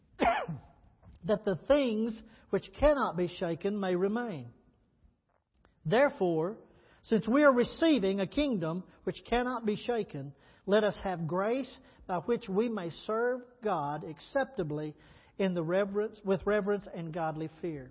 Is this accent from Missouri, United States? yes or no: no; Texas, United States; growing up in Texas